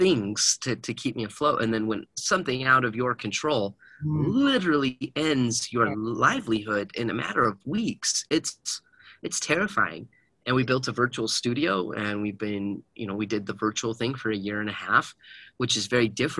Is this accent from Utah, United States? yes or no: yes; Heber City, Utah, United States; I grew up in Heber City